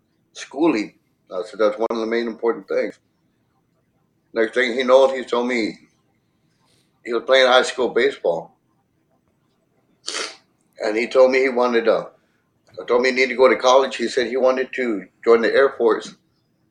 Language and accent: English; Edinburg, Texas, United States; I'm from Edinburgh, Texas